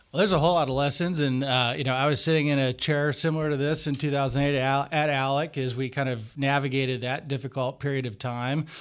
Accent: Michigan, United States; now in Washington, United States; my home state of Michigan

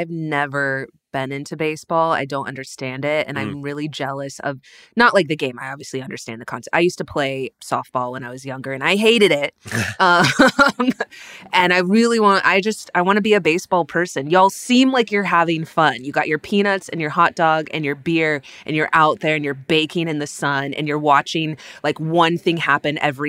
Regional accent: Texas, United States; Well, I was being from Texas, I love whenever we're used as a size of measurement.

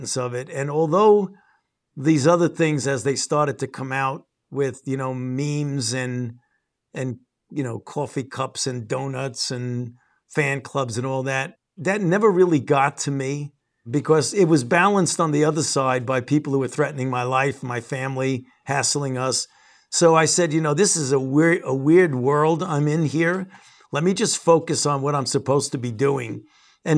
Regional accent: New York City, New York, United States; I was born and raised in New York, and I did all of my medical training at the New York Hospital, Cornell Medical Center. I know New York City

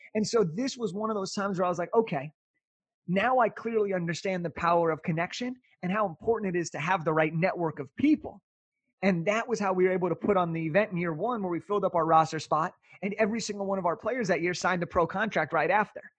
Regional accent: Southern California, United States; I'm from Southern California, so I grew up a Laker fan

